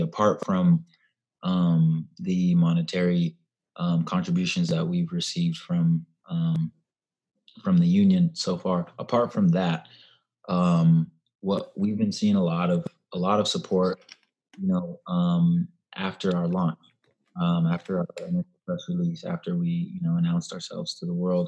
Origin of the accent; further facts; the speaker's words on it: Davis, California, United States; moved away as an adult; also born or lived in Santa Clara, California / Chapel Hill, North Carolina / Chicago; now in Nashville, United States; I grew up in Davis, California.